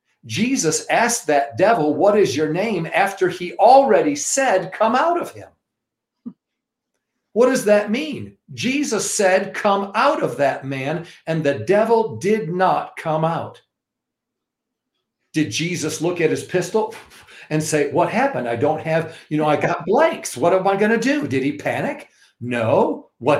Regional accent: New York, United States; I'm also from New York

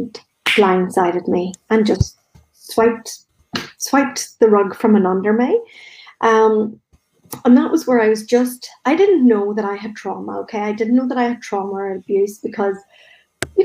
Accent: Northern Ireland, United Kingdom; growing up in Northern Ireland

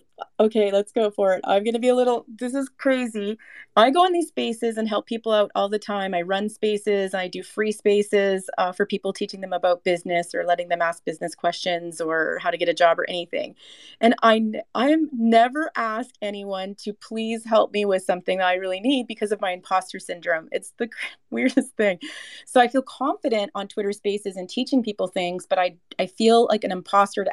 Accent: Canada; I'm Canadian

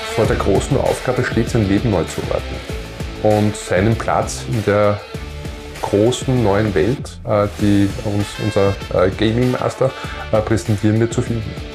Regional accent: Vienna surroundings, Lower Austria, Austria; ich bin ja in, der, in Wiener Umland äh, groß geworden

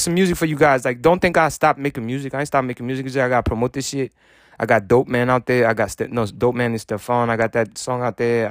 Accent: United States; I'm American

